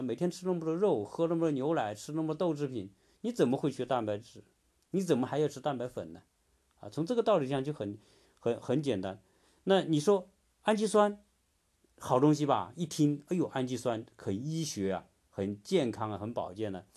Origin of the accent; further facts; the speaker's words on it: China; 我们中国人